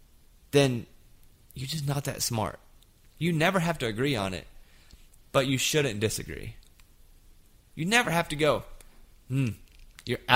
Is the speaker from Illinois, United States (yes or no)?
no; Arkansas, United States; I grew up in Arkansas